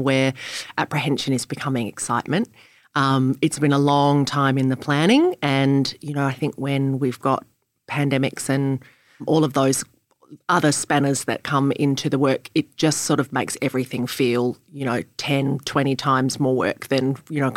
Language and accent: English; Adelaide, South Australia, Australia; moved away as an adult; also born or lived in Sydney; I love growing up in Adelaide